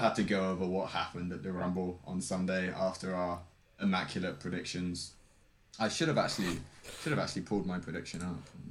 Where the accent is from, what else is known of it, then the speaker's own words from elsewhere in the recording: South of England, United Kingdom; It might not be obvious by my by my multicultural accent, but I am from the south of England.